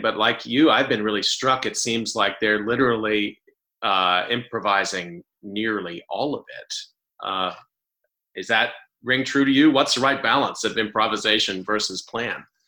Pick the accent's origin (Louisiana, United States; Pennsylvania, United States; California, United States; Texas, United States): Texas, United States; I grew up in Texas